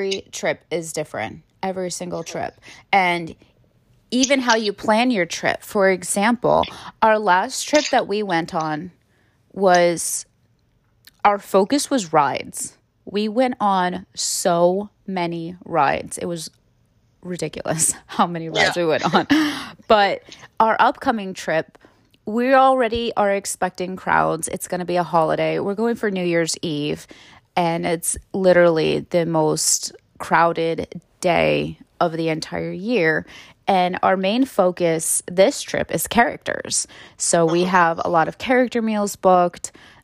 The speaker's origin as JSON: {"language": "English", "town": "Anaheim", "region": "California", "country": "United States", "tie": "born or raised there", "moved": "yes", "said": "Growing up in the Southern California, in, you know, the Anaheim area"}